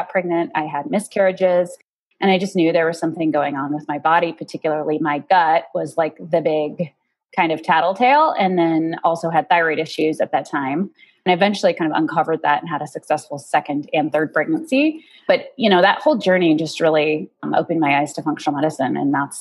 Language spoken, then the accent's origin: English; Golden, Colorado, United States; also born or lived in Boulder; I grew up in Golden, went to college in Boulder